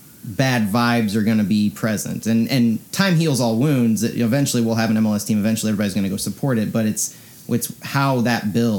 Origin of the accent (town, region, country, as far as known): St. Louis, Missouri, United States; born or raised there